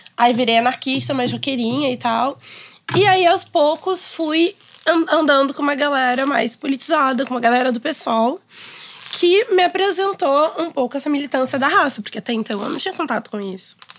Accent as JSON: {"language": "Portuguese", "region": "Rio de Janeiro", "country": "Brazil", "tie": "born or raised there", "said": "Eu cresci em Ipanema e eu estudei a vida inteira, basicamente, não sei, uns, mais de dez anos no Notre Dame de Ipanema"}